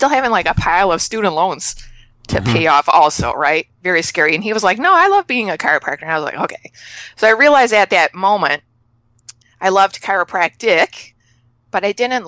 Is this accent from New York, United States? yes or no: no; Chicago, Illinois, United States; moved away as an adult; now in Canada; I'm moving from Canada back to Chicago, where I'm born and raised.